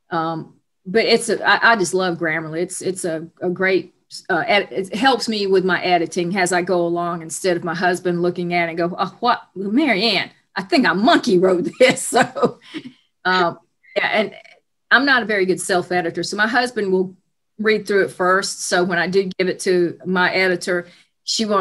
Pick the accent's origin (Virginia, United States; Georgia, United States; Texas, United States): Georgia, United States; Atlanta; I'm from Atlanta, Georgia